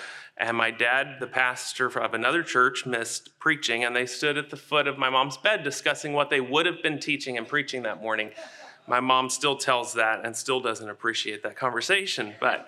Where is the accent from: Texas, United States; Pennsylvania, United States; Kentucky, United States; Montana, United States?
Texas, United States; Texarkana; born there; I was born in Texarkana, Texas, on the Texas side. I've always been very braggadocious about that.